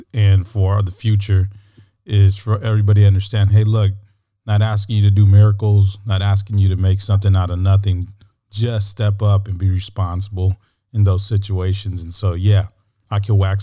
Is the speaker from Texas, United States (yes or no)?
yes; San Antonio, Texas, United States; my hometown in San Antonio